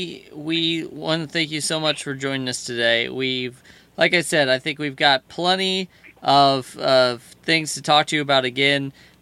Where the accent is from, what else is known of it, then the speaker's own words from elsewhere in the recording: Indiana, United States; now in Connecticut, United States; I'm originally from Indiana. Now I'm in Connecticut.